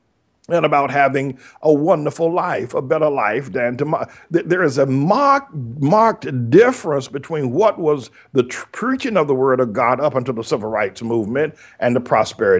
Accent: North Carolina, United States; I grew up in Jim Crow, North Carolina

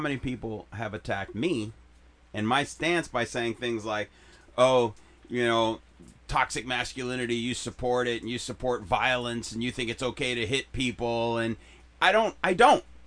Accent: Chicago, Illinois, United States; moved away; We used to fist fight in where I grew up in Chicago

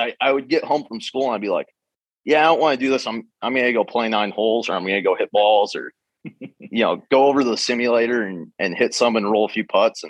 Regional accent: Brainerd, Minnesota, United States; now in Sea Island, United States; I grew up in Brainerd, Minnesota, which for those of you who don't know is 2 hours north of the Twin Cities. It's the small town where the sheriff is from in the movie Fargo.

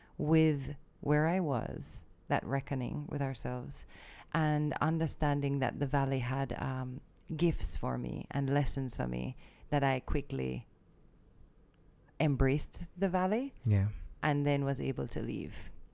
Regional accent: Jamaica; I'm just Jamaican.

